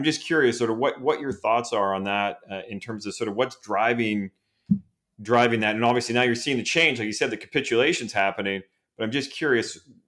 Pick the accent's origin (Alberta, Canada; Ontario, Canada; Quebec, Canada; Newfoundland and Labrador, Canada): Alberta, Canada; Edmonton; I grew up in Edmonton, Alberta.